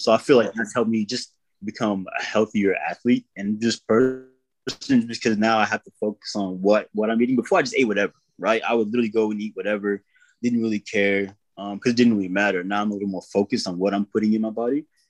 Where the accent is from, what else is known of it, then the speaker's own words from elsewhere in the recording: Kentucky, United States; moved away; also born or lived in Wyoming / Tennessee; I was raised in Kentucky uh, for a while and then moved to Wyoming.